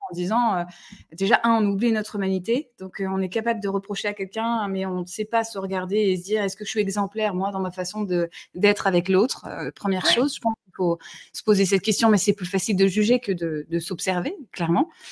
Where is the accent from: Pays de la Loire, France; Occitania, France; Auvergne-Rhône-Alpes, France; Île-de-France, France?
Occitania, France; Toulouse; je suis toulousaine